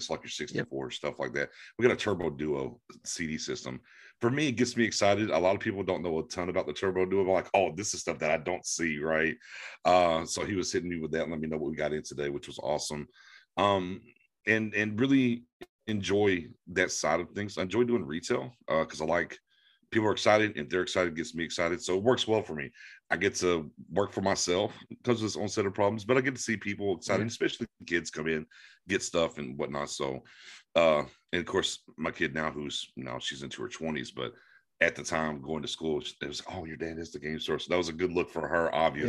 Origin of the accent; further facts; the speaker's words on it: Florida, United States; also born or lived in East Texas; So basically, I was born in East Texas and then grew up a ton in Florida. And then in my elder statesmanship, back to East Texas and where I've been now.